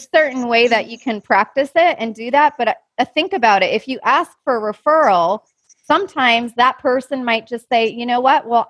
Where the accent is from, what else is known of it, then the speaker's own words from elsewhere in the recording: Minnesota, United States; I grew up in Minnesota